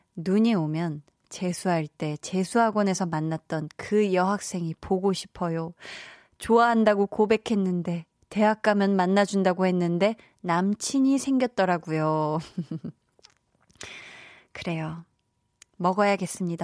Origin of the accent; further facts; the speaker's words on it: Seoul, South Korea; 제가 살던 그 어려서 나고 자란 동네도 굉장히 네, 자연 친화적인 네, 그린벨트 지역이었어서 서울임에도 불구하고